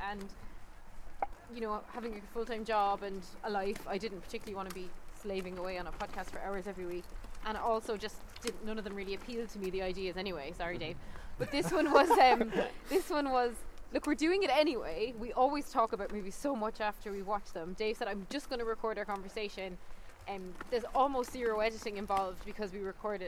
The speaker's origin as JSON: {"language": "English", "country": "Ireland", "also_born_or_lived": "Australia", "moved": "as an adult", "lives_now": "London, United Kingdom", "said": "being Irish, living in England, and not having family around"}